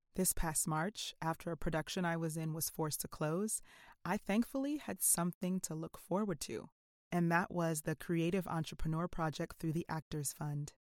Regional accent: South Orange, New Jersey, United States; also born or lived in Scotland; I was born and raised in South Orange, New Jersey

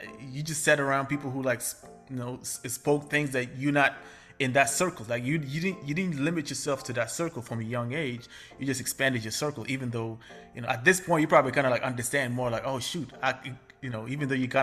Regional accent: Chicago, Illinois, United States; I grew up in Chicago

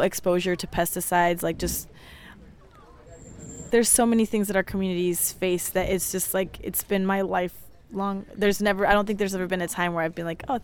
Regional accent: Talent, Oregon, United States; I am born and raised in the Takelma Valley, also known as Jackson County. I grew up in a small farm worker community in Talent, Oregon.

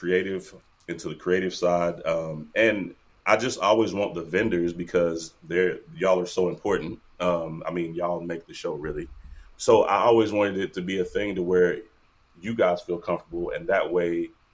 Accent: Tullahoma, Tennessee, United States; now in Kansas City, United States; I'm originally from Tullahoma, Tennessee

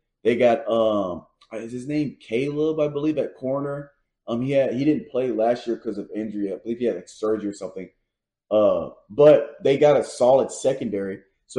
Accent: Nashville, Tennessee, United States; I'm from Nashville, 605, right? 205. It's the area code for Nashville.

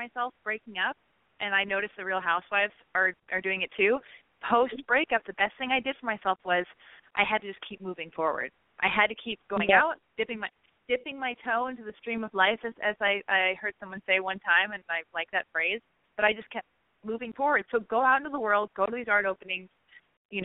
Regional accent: Los Angeles, California, United States; I was born and raised in Hollywood, in Los Angeles

